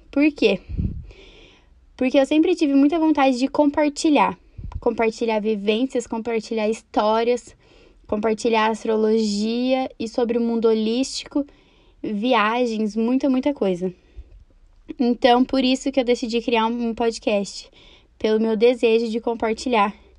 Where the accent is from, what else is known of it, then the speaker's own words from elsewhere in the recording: Campo Mourão, Paraná, Brazil; eu sou de Campo Mourão, Paraná. Eu nasci e cresci aqui